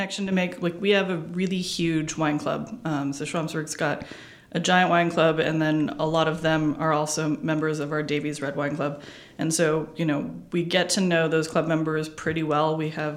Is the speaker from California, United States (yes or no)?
yes; Southern California, United States; born or raised there; also born or lived in Davis, California / Napa Valley, California